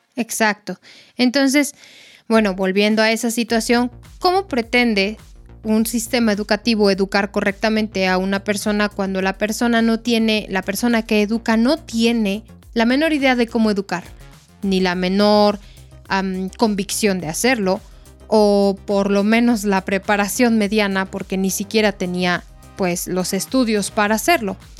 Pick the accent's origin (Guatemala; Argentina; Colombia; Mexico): Mexico